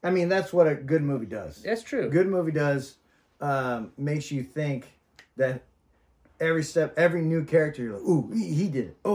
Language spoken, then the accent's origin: English; the South, United States; I grew up in the South